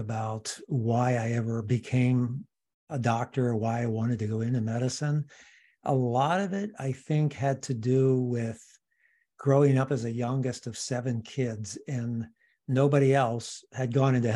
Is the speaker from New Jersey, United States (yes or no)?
no; Washington, District of Columbia, United States; moved away as an adult; now in Seattle, United States; I'm originally from the East Coast, from Washington, D.C.